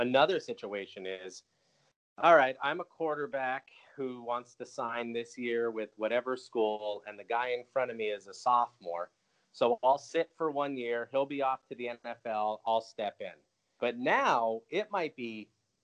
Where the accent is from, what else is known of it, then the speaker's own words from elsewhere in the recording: Northeast Pennsylvania, United States; moved away; I'm from Northeast Pennsylvania originally